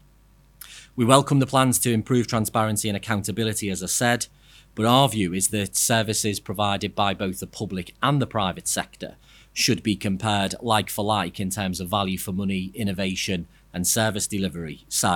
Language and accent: English; Liverpool, North West England, United Kingdom; I'm from Liverpool